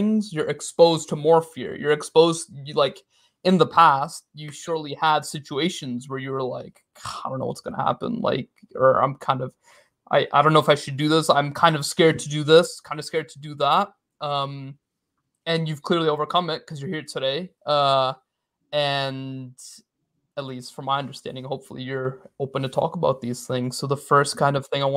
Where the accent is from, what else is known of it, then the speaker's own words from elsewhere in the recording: United States; also born or lived in London, England; I was born in America, so I'm technically American, but background is Pakistani.